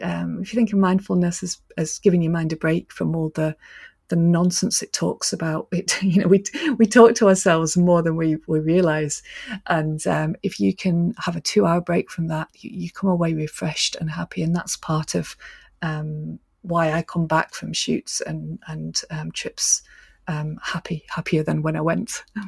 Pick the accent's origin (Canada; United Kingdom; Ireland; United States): United Kingdom; Manchester, North West England; moved away as an adult; also born or lived in Scotland; I was brought up in Manchester